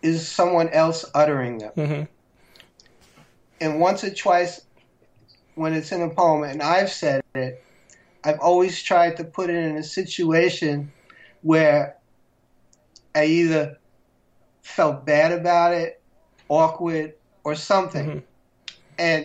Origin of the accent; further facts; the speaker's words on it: New York City, New York, United States; Back in the 60s when I grew up in Queens, my section was really segregated